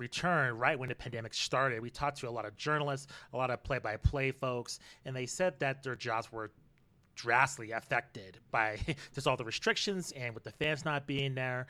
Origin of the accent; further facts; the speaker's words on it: Albuquerque, New Mexico, United States; we're from Albuquerque, New Mexico